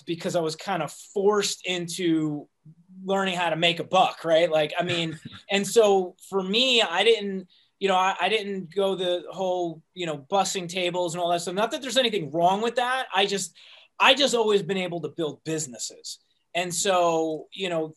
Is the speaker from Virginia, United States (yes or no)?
no; New Jersey, United States; moved away as an adult; also born or lived in New York; now in Los Angeles, United States; I'm originally from New Jersey